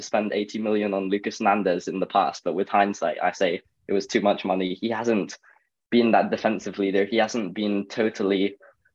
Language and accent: English; Scotland, United Kingdom; I'm not even English, I'm Scottish